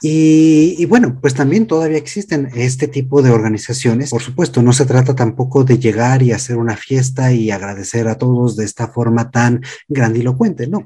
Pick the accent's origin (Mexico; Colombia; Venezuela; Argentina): Mexico; aquí en México